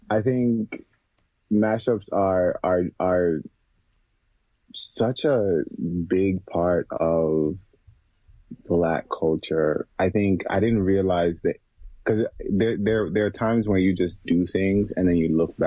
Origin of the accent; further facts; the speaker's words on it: Jamaica; now in United States; I was born and raised in Jamaica and I grew up around Black people.